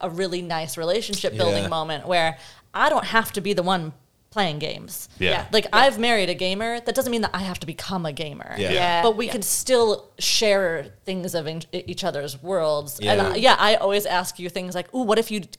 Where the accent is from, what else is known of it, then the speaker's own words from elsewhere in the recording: United States; moved away as an adult; now in Melbourne, Australia; as an American who's moved to Australia